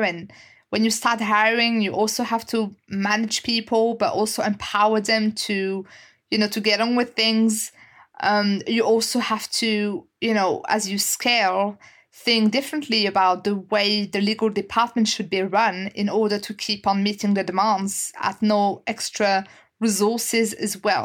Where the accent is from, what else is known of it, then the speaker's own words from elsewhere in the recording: France; English is a second language; moved away as an adult; now in United Kingdom; I, I, was born and raised in France, and I guess you can tell you can tell with my accent as well